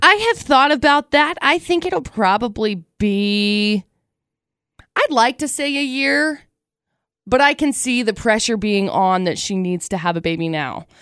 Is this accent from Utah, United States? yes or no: yes; Box Elder County, Utah, United States; So I grew up in Box Elder County